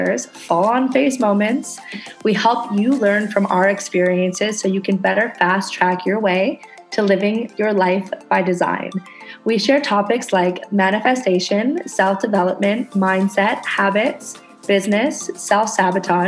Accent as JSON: {"language": "English", "country": "Canada", "moved": "yes", "lives_now": "Indonesia"}